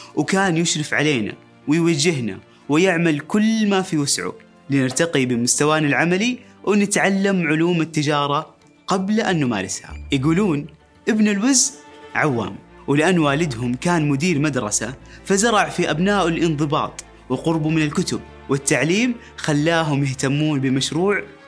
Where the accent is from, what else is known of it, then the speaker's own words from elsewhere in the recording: Saudi Arabia; نثق في قدراتنا كسعوديين